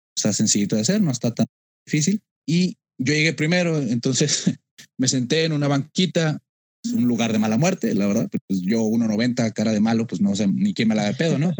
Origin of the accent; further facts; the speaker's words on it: Monterrey, Nuevo León, Mexico; soy de Monterrey